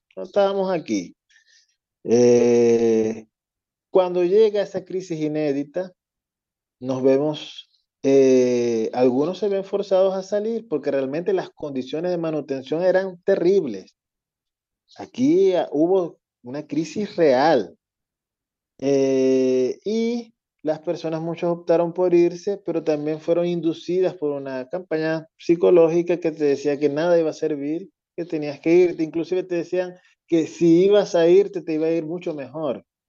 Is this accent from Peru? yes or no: no; Venezuela